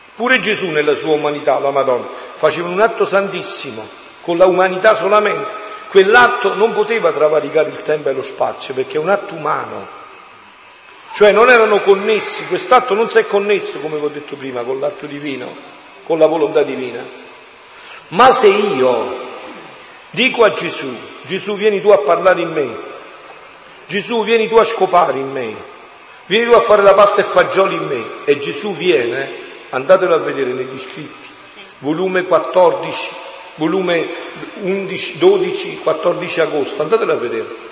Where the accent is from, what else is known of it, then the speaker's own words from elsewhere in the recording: Montefusco, Campania, Italy; moved away; al mio paese, Monti Fusco in montagna a 700 metri nella provincia di Avellino, si andava a prendere l'acqua, mamma alla fonte, con la secchia in testa, col recipiente in testa, con tutti e due noi figli che ci portava per la mano